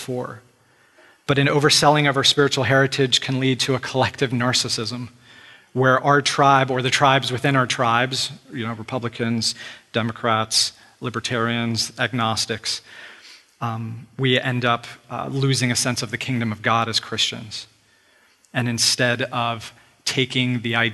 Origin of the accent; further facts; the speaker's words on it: United States; we're part of the tribe or the group that is Americans. And it's good to be an American. This is where you're born. Most of us did not have a choice as to being an American. We were born in this land